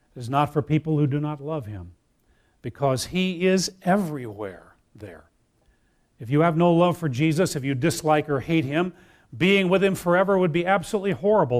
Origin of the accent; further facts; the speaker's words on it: Wheaton, Illinois, United States; I grew up in Wheaton, Illinois.